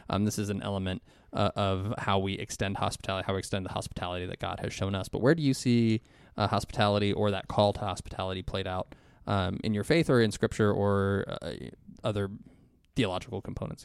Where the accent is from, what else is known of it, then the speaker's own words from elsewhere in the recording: Ohio, United States; I'm from Ohio